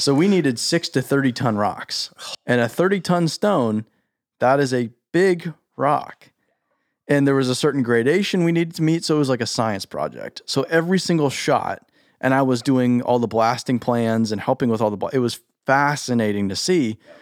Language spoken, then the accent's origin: English; Scottsdale, Arizona, United States; I grew up in Scottsdale